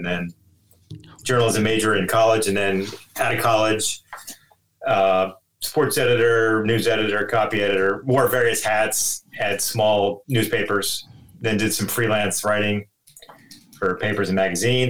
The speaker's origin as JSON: {"language": "English", "town": "Philadelphia", "region": "Pennsylvania", "country": "United States", "tie": "born or raised there", "also_born_or_lived": "San Diego", "moved": "yes", "lives_now": "Seattle, United States", "said": "I've lived in three main cities in the U.S. in my life. I grew up in Philadelphia."}